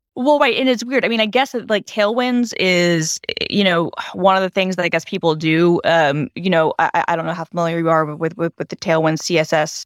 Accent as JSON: {"language": "English", "region": "Georgia", "country": "United States", "tie": "born or raised there", "moved": "yes", "said": "my home state has become like everything is filmed in Georgia"}